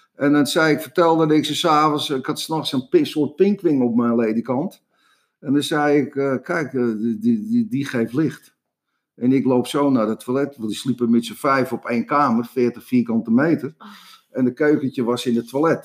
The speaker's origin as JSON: {"language": "Dutch", "town": "Amsterdam", "region": "North Holland", "country": "Netherlands", "tie": "born or raised there", "said": "ik kom uit Amsterdam, uit de Jordaan. Ik ben een, straatjochie."}